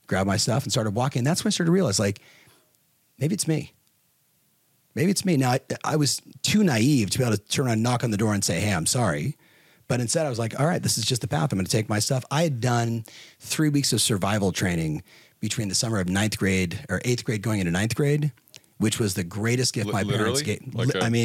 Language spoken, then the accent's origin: English; Southern California, United States; I was growing up in Southern California